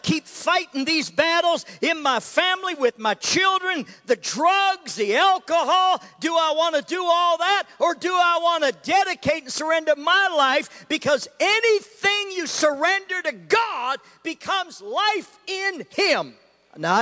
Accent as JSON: {"language": "English", "country": "Canada", "tie": "born or raised there", "said": "I grew up in Canada"}